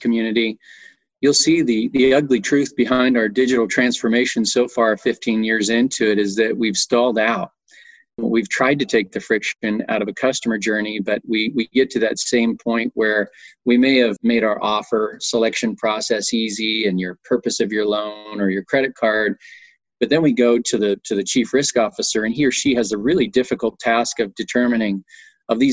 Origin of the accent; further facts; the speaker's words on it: Montana, United States; moved away as an adult; also born or lived in Austin, Texas; I grew up in Montana.